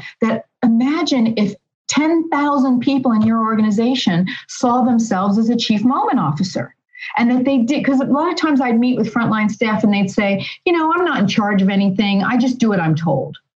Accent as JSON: {"language": "English", "town": "Philadelphia", "region": "Pennsylvania", "country": "United States", "said": "I'm from Philly, so it would be Philly style."}